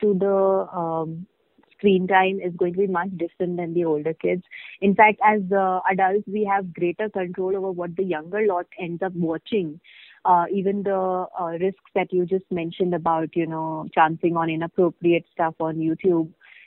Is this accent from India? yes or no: yes; India; as Indian parents